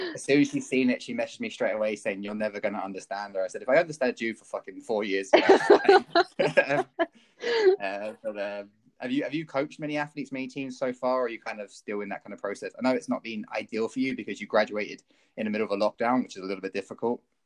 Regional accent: County Kerry, Munster, Ireland; I grew up down in Kerry

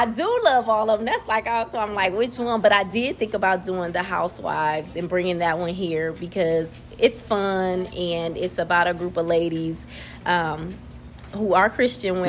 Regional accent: Peoria, Illinois, United States; moved away as an adult; now in Greenville, United States; I'm originally from Peoria, Illinois

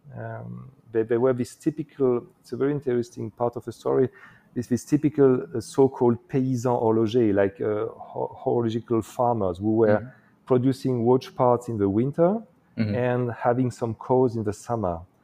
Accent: eastern France, France; also born or lived in Morocco; I was born actually in uh, the eastern part of France, very close to uh, to Switzerland

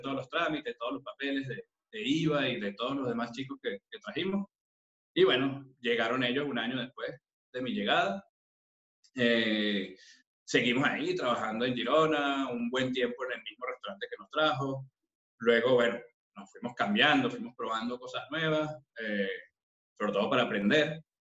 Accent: Caracas, Capital District, Venezuela; moved away as an adult; now in Madrid, Spain; yo nací en Caracas, específicamente en La Urbina, en una familia de, muchas mujeres

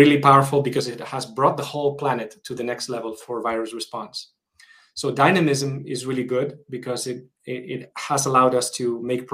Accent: Madrid, Community of Madrid, Spain; moved away as an adult; also born or lived in San Francisco; And I'm originally Spanish. I was born in Madrid, and after living in many countries, I've decided to move back to Madrid.

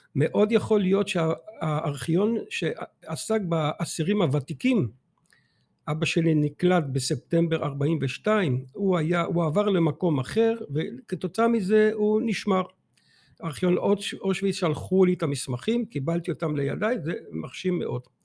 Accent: Antwerp, Flanders, Belgium; moved away as an adult; now in Israel; אני נולדתי באנטוורפן, בלגיה, אה, תוצר של החינוך והחברה היהודית

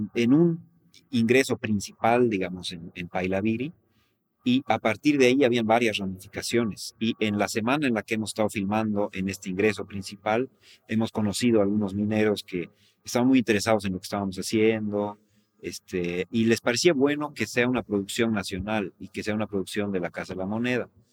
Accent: La Paz, Bolivia; yo soy de La Paz

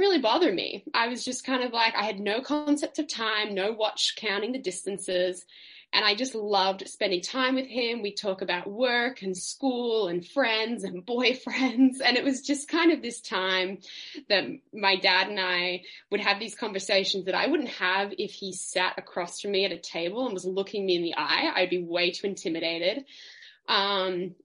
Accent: Melbourne, Victoria, Australia; I grew up in Melbourne City. I was a city kid

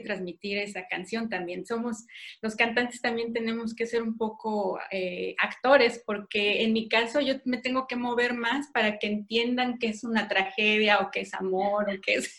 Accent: Mexico; now in Berlin, Germany; nuestra vida como mexicanos en el extranjero

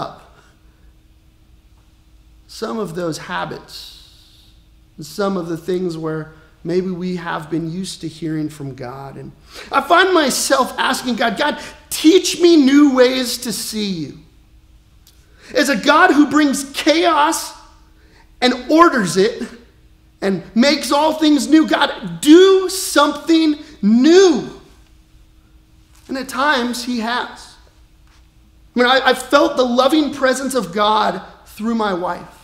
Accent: Colorado, United States; now in Peoria, United States; I grew up in Colorado, and like our family business was outfitting

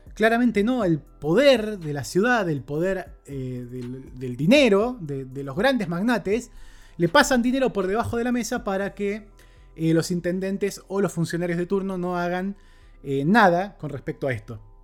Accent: Argentina; Como sociedad argentina hemos estado criticando y reprochando esto durante gran parte de este año

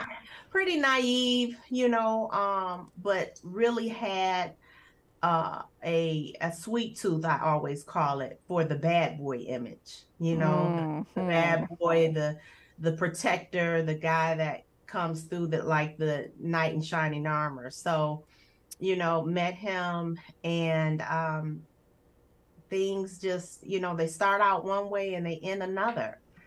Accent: Detroit, Michigan, United States; So my home life was primarily with my mother. My mom and my dad, they did not marry. So it was my mother and I for a while, and then she remarried.

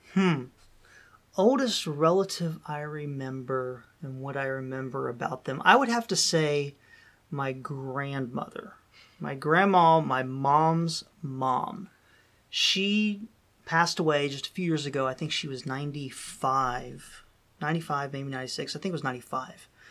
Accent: Dayton, Ohio, United States; moved away; we would all come back to, uh, my hometown, which was Dayton, Ohio

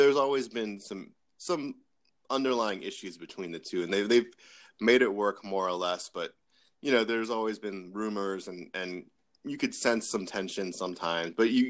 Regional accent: United States; D.C., near my hometown

